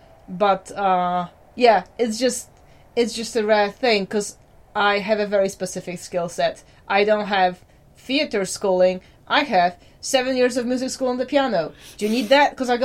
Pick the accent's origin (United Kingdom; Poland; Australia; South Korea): Poland; people will kind of get stuck on the fact that my accent isn't quite as Polish as they'd like me to.